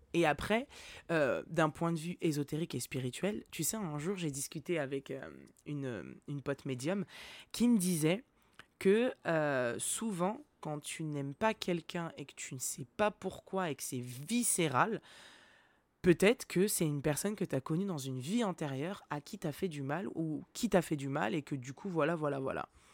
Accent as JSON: {"language": "French", "town": "Nantes", "region": "Pays de la Loire", "country": "France", "tie": "born or raised there", "said": "j'ai grandi à Nantes."}